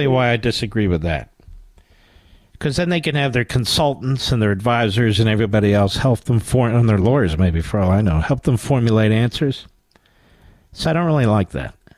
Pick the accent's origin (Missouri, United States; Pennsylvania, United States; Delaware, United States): Pennsylvania, United States; Philadelphia; I'm from Philadelphia.